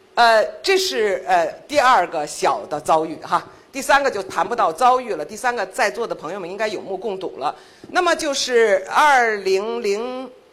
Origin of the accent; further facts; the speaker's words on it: China; 当我们说我是中国人的时候